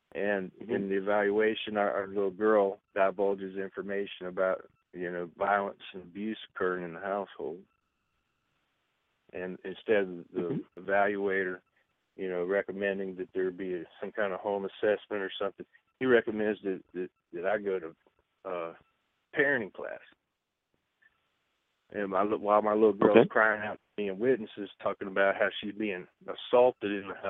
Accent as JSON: {"language": "English", "region": "Texas", "country": "United States", "moved": "yes", "lives_now": "San Bernardino, United States", "said": "I'm from Texas"}